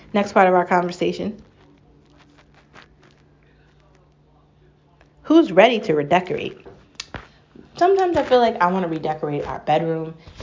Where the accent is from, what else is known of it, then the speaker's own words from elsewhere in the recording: United States; I'm American. I'm real American